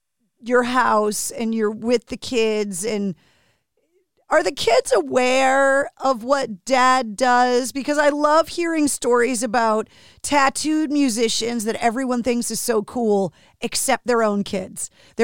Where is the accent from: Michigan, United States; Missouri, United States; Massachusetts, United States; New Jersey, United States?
Massachusetts, United States; Boston; I'm an East Coast person as well. I was born and raised in Boston.